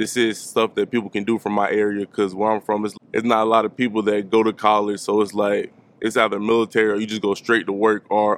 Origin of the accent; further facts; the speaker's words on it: Tidewater area, Virginia, United States; moved away as an adult; now in Blacksburg, United States; I grew up in the Tidewater area, Norfolk, Portsmouth, Van, Suffolk